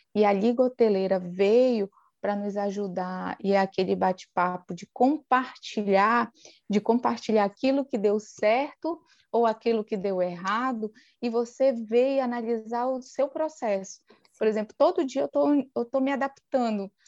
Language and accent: Portuguese; Soure, Pará, Brazil; sou natural aqui da ilha de Marajó, no Pará, exatamente da cidade de Soure